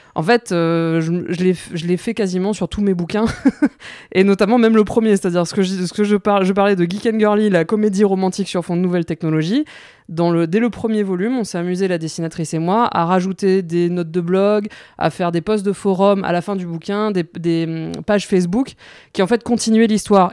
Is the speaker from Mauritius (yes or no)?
yes; Mauritius; moved away as an adult; now in France; je suis mauricienne, j'ai grandi à l'île Maurice